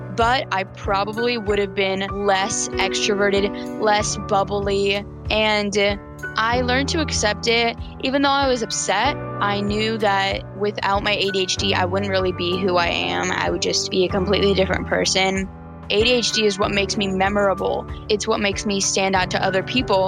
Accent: Chapel Hill, North Carolina, United States; I'm 14 years old, and I'm from Chapel Hill, North Carolina

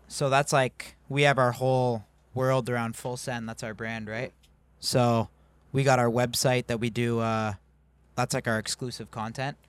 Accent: Mississauga, Ontario, Canada; also born or lived in Toronto

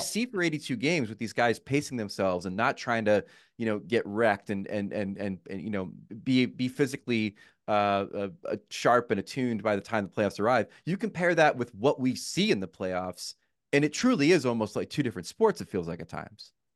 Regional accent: New Jersey, United States; I grew up in Jersey

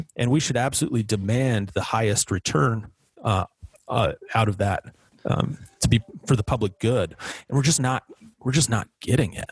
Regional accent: Wyoming, United States; my home state of Wyoming

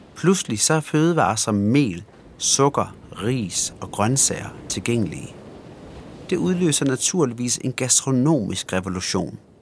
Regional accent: Denmark; Vi sidder jo her, to øh, danskere

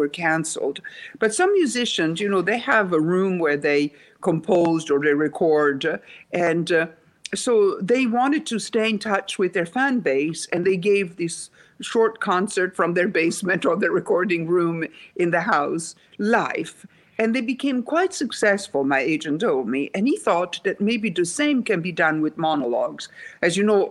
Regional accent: Rome, Lazio, Italy; English is a second language; moved away as an adult; also born or lived in Sweden; I was born in Rome, Italy

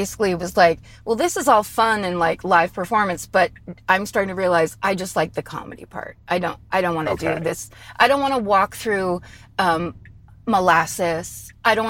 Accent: Petaluma, California, United States; I grew up in Northern California in Petaluma, and which is just north of San Francisco

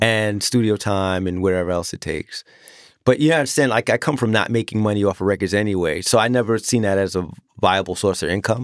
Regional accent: New York City, New York, United States; moved away; also born or lived in Long Island; I'm from Queens

